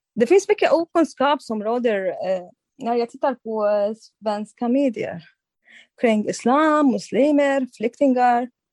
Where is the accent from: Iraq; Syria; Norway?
Syria; Swedish is a second language; moved away as an adult; also born or lived in Turkey; now in Sweden; jag kommer från samma land, eh, samma länder